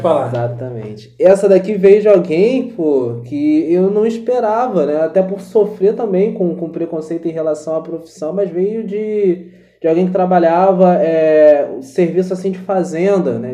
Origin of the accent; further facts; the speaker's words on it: Rio de Janeiro, Brazil; accent: carioca; Uma coisa que eu tive que aprender muito a disfarçar foi o sotaque de carioca